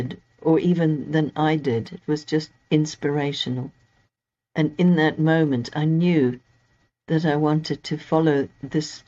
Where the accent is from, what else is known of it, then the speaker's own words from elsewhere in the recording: Zimbabwe; moved away as an adult; also born or lived in Cape Town, South Africa / England; now in United Kingdom; I was born in Zimbabwe, what's now Zimbabwe. It was Rhodesia back then, and lived there until I was 22.